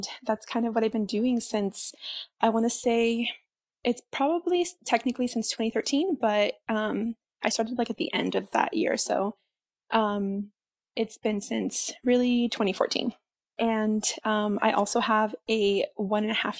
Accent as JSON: {"language": "English", "region": "Central California", "country": "United States", "tie": "born or raised there", "moved": "as an adult", "lives_now": "Las Vegas, United States", "said": "currently I live in Las Vegas, but I grew up in California, Central California, in a really small town"}